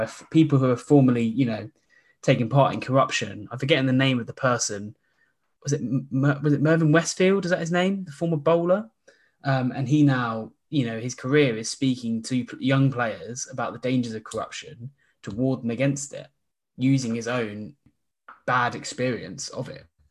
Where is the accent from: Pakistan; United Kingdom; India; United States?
United Kingdom; Surrey, South East England; I'm actually from Surrey